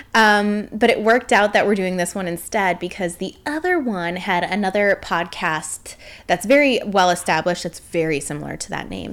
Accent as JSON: {"language": "English", "area": "suburb of Chicago", "region": "Illinois", "country": "United States", "tie": "born or raised there", "moved": "as an adult", "lives_now": "Northwest Indiana, United States", "said": "we both grew up in a suburb, like, twenty minutes outside of the city of Chicago"}